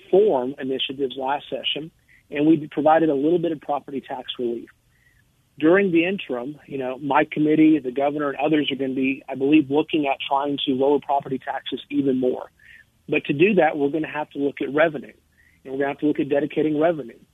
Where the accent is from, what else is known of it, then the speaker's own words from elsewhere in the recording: Lubbock, Texas, United States; I grew up in Lubbock, Texas